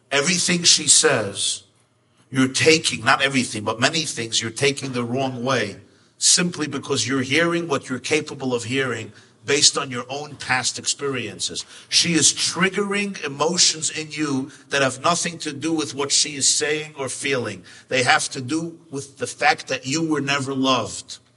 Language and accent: English; Kutaisi, Imereti, Georgia; English is a second language; Uzbekistan, I come from Georgia, Kutais, Kutais